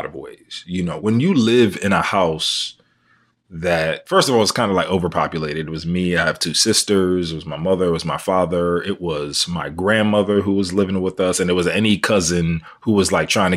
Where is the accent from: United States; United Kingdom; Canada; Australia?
United States; New York City, New York; also born or lived in Queens, New York / Brooklyn, New York; I am from Harlem, New York. I was born in Queens, raised in Harlem, lived in Brooklyn for 8 years